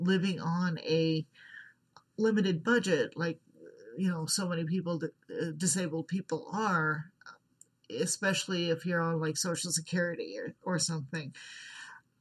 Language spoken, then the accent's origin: English; United States; I am from the United States